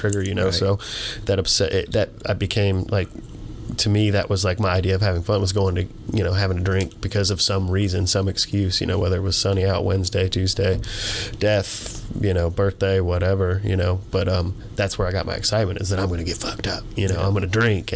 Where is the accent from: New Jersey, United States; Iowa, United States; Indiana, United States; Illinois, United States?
Indiana, United States; Indianapolis; moved away as an adult; now in Louisville area, United States; Indianapolis, Indiana. So, yeah, I grew up there. I moved to the Louisville area about 16 years ago.